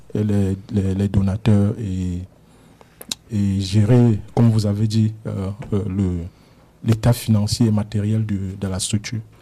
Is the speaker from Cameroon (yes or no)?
yes; Cameroon; also born or lived in Germany; now in Canada; je suis né au Cameroun. Euh, où j'ai vécu un peu